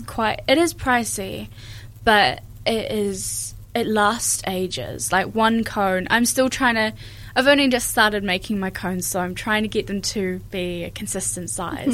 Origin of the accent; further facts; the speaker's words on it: New Zealand; also born or lived in Ireland / England; we lived in England for two years as well before we moved here when I was four. So um, growing up, I, I, have grown up in New Zealand